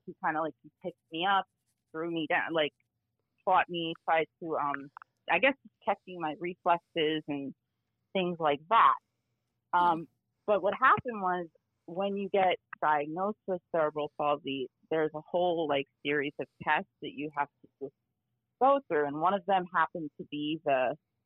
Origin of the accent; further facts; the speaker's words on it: New Jersey, United States; I'm from New Jersey